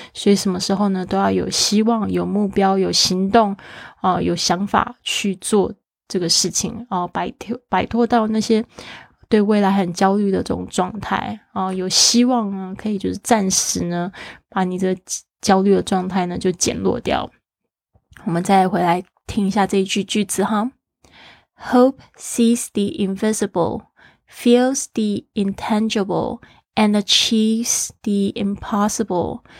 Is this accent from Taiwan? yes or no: yes; Kaohsiung, Taiwan; now in Taitung, Taiwan; my hometown 高雄